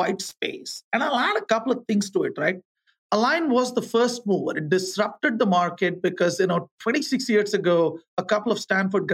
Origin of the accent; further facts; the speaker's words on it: India; moved away as an adult; also born or lived in Thailand / Cincinnati / Fayetteville, Arkansas / Manila, Philippines; I grew up in India.